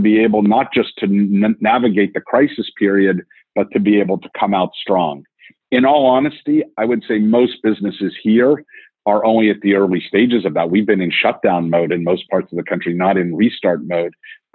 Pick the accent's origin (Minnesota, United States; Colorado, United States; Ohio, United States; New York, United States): New York, United States; I'm a New Yorker too